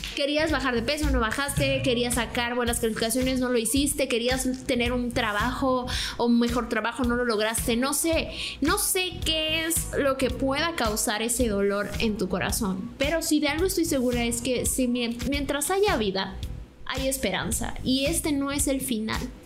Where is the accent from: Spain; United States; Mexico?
Mexico; Tabasco; nosotros somos de Tabasco